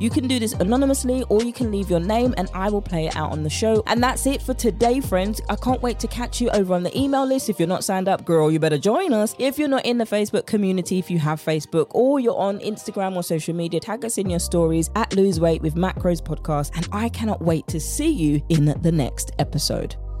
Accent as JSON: {"language": "English", "country": "United Kingdom", "accent": "British", "said": "my British accent"}